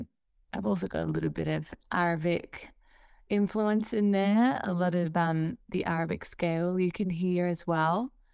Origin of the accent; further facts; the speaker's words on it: Australia; especially as an Australian artist, is just being so disconnected from the rest of the scene. And I feel like I need to just scream, like, I'm over here, like, look at Australia, look at what we're doing.